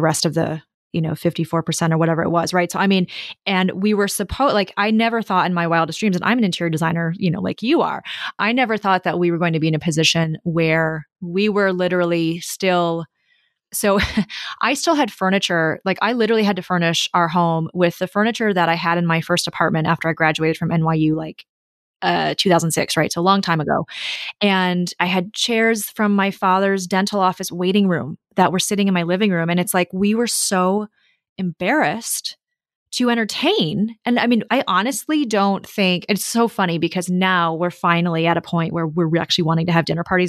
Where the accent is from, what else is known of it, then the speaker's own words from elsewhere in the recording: Minnesota, United States; moved away as an adult; also born or lived in New York / San Francisco / Melbourne, Australia / London; I grew up in Minnesota